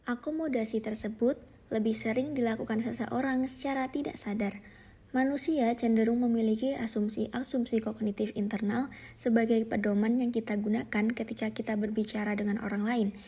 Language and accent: Indonesian; Surabaya, East Java, Indonesia; accent: Surabaya; Contohnya adalah saya sebagai orang Surabaya yang memiliki aksen atau gaya bicara yang lebih kasar, yang lebih keras dibandingkan orang Yogyakarta